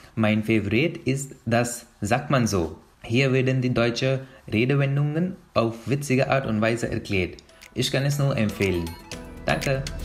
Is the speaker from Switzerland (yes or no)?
no; India; German is a second language; moved away as an adult; now in Germany; Ich komme aus Indien